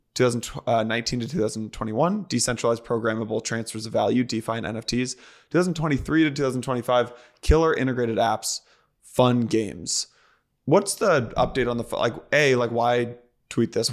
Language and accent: English; outside San Francisco, California, United States; I grew up outside San Francisco